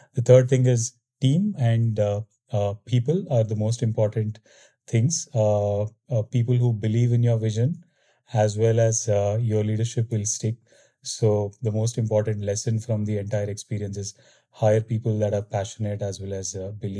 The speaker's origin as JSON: {"language": "English", "town": "Bangalore", "region": "Karnataka", "country": "India", "said": "Yeah, I'm originally from Bangalore, India."}